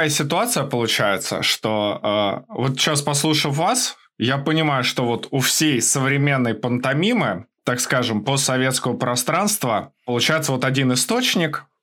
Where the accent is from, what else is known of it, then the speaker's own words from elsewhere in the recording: Moscow, Russia; Я, например, детство провел в Москве